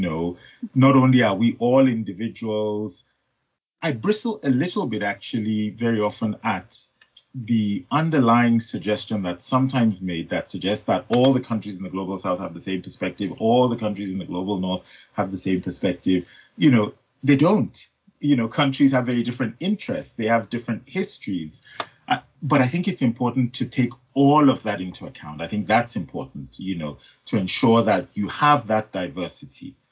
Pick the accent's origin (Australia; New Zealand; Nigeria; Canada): Nigeria; moved away as an adult; now in United Kingdom; I was born in Nigeria. I was raised in Nigeria. I did my first degree in Nigeria, but I've had all of my working life in the UK.